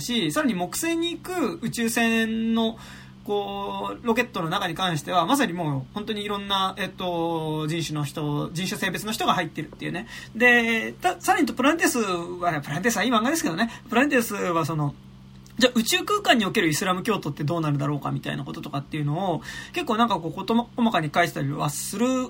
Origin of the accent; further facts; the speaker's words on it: Japan; 日本に住んでる俺ら、日本で生まれた俺らからすると